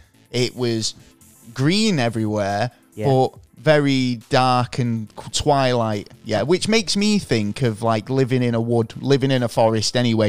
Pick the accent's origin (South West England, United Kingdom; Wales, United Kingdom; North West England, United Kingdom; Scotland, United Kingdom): North West England, United Kingdom; Manchester; as a Mancunian